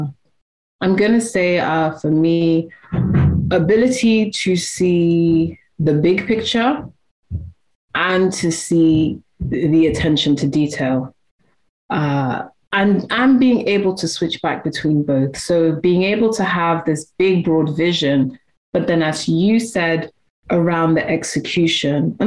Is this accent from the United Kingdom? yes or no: yes; United Kingdom; also born or lived in Nigeria; I'm British and I'm Nigerian as well